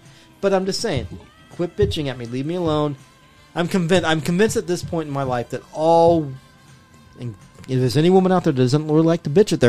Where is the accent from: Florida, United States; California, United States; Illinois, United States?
California, United States; Los Angeles; I grew up in Boyle Heights, motherfucker.